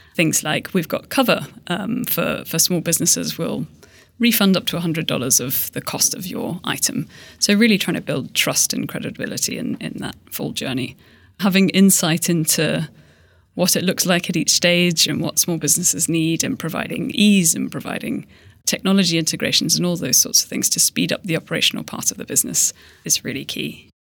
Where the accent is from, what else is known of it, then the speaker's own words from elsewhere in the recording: Hong Kong; I grew up in Hong Kong